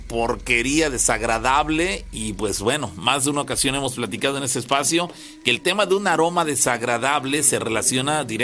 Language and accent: Spanish; Naranjal, Veracruz, Mexico; tengo 20 años. Yo soy del municipio de Naranjal, aquí relativamente cerca de Córdoba.